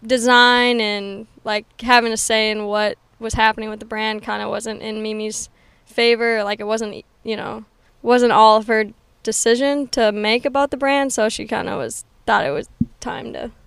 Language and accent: English; Stillwater, Minnesota, United States; Yep, Stillwater, Minnesota.